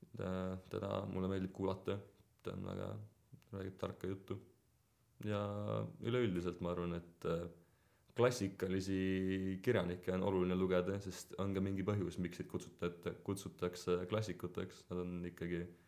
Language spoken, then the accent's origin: Estonian; Estonia; ma olen siin sündinud ja see on alati oluline osa minu elust